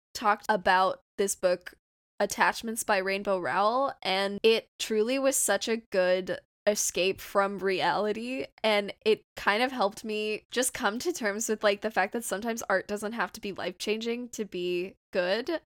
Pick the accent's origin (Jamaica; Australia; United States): United States; Southern California; I'm from Southern California, if you couldn't tell from my voice.